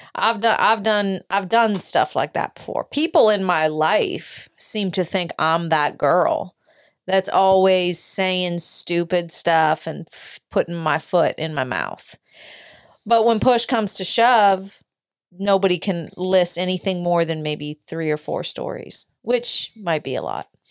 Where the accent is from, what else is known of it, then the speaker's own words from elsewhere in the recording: United States; I'm an American